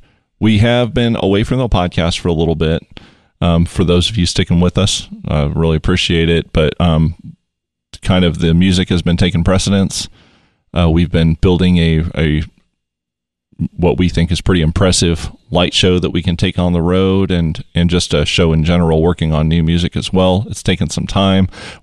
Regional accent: Midwest, United States; We're from the Midwest.

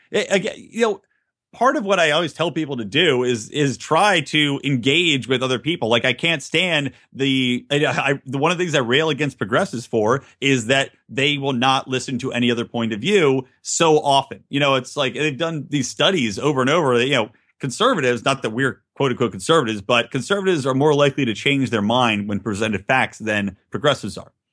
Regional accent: Philadelphia, Pennsylvania, United States; I'm from Philly

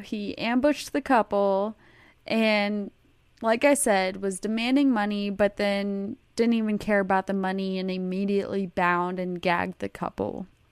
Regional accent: Texas, United States; I'm from Texas and Texas is huge

